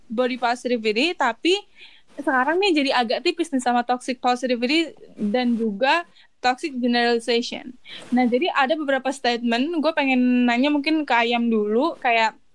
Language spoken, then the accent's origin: Indonesian; Java, Indonesia; Lah gua Jawa kagak kalem nggak ada kalem-kalemnya.